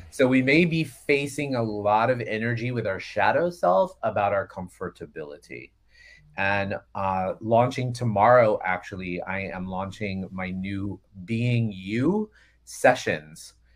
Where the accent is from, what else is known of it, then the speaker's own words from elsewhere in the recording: Florida, United States; I grew up in Florida, which is the quasi-South